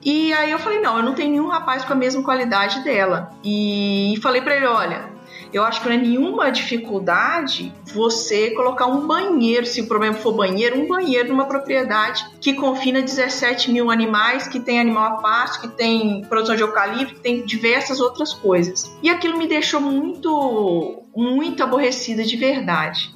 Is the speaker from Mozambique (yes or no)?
no; Baixo Guandu, Espírito Santo, Brazil; moved away as an adult; also born or lived in Viçosa, Minas Gerais; now in Sinop, Brazil; eu sou do interior do Espírito Santo, sou de Baixo Guandu.